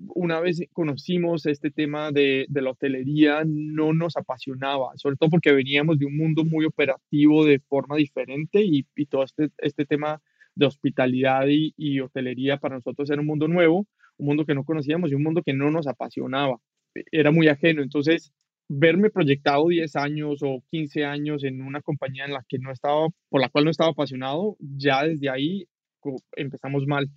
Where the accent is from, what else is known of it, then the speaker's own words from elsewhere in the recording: Cali, Valle del Cauca, Colombia; moved away as an adult; now in Mexico; soy colombiano, vivo en México hace siete años